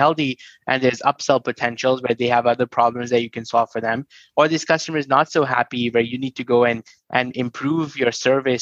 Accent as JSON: {"language": "English", "town": "New Delhi", "region": "Delhi", "country": "India", "tie": "born or raised there", "said": "I come from New Delhi, born in a very humble family"}